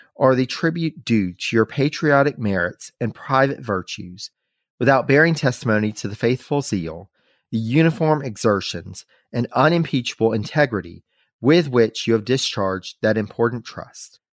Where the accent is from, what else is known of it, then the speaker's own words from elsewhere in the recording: North Carolina, United States; from North Carolina, from our home state